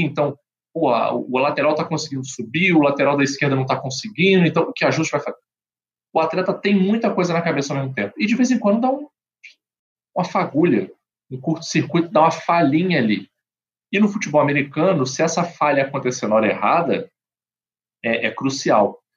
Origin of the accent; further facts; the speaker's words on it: Brazil; como bom brasileiro